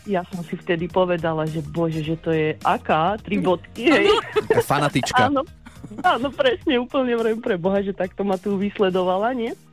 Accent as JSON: {"language": "Slovak", "area": "Kysuce", "region": "Žilina Region", "country": "Slovakia", "said": "ja som z, z Kisuc"}